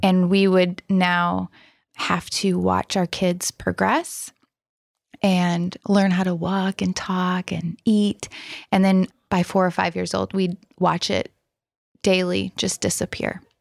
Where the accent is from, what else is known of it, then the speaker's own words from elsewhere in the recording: Rockford, Illinois, United States; born and raised in Rockford, Illinois